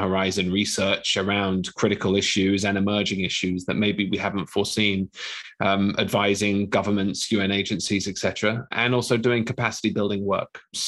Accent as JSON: {"language": "English", "region": "London", "country": "United Kingdom", "tie": "born or raised there", "said": "I'm a Londoner, born and bred, but you probably can't hear that in my accent now."}